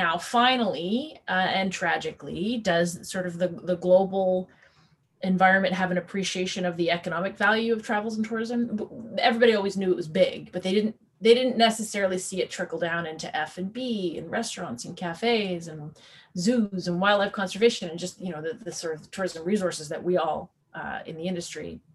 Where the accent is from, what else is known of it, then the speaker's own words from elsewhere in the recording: Newfoundland and Labrador, Canada; moved away; I'm a Newfoundlander. I will always be a Newfoundlander. And I grew up at a young age in a place where tourism was a primary sort of, you know, economic tool.